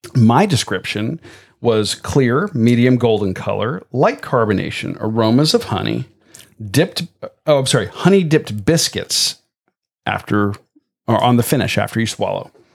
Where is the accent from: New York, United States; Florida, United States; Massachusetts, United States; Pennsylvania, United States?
Florida, United States; Tampa; moved away; my hometown of Tampa